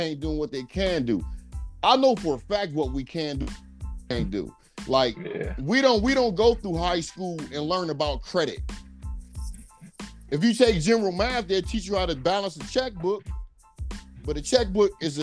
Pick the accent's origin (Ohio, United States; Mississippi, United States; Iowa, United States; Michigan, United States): Ohio, United States; I'm from Ohio. We border Kentucky and West Virginia.